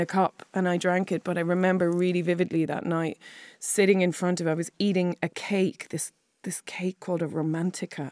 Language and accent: English; Clare, Munster, Ireland; also born or lived in Wexford; I was born in Wexford and then moved to Clare when I was five